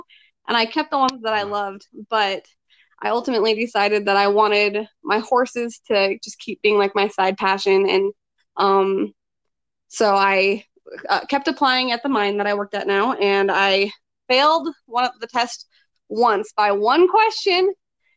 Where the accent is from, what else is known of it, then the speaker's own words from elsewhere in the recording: Wyoming, United States; I was born and raised in Wyoming.